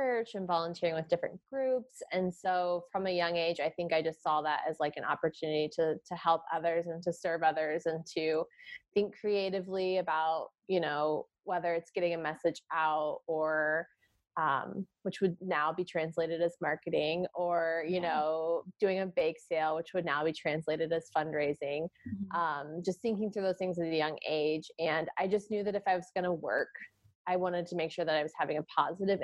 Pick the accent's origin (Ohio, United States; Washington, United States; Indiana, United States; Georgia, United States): Indiana, United States; Indianapolis; moved away as an adult; also born or lived in California; born and raised in Indianapolis, took a few years away and moved to California for a few years